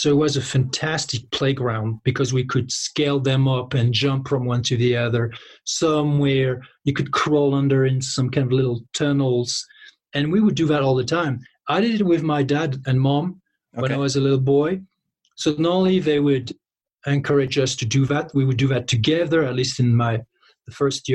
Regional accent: close to Paris, near Fontainebleau, Île-de-France, France; I grew up close to Paris

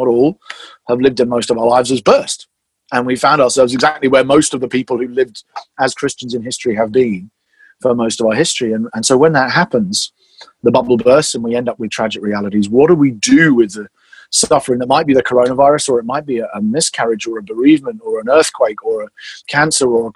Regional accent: England, United Kingdom; as I'm English

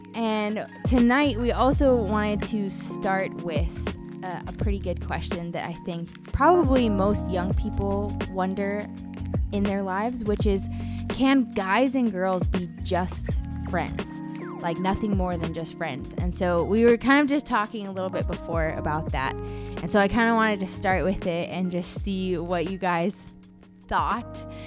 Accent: United States; moved away as an adult; now in Czech Republic; so I'm an American

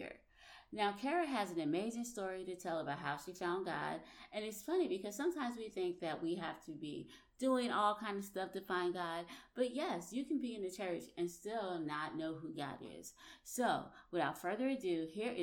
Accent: Orangeburg, South Carolina, United States; also born or lived in New Jersey; I was born in New Jersey, and then my parents moved when I was like 10 to Orangeburg, South Carolina.

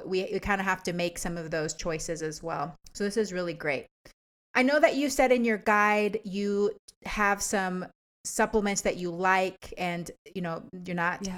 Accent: Texas, United States; also born or lived in Washington State; now in Washington, United States; I grew up in Texas too

